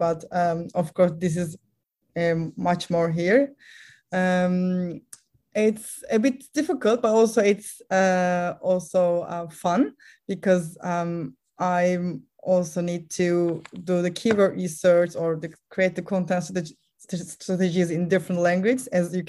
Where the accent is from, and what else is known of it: Turkey